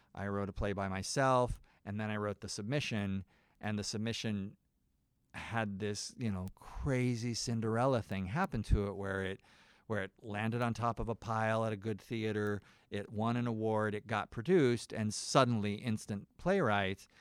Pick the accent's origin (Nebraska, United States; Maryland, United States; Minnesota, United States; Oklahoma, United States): Nebraska, United States; moved away; I'm from Nebraska.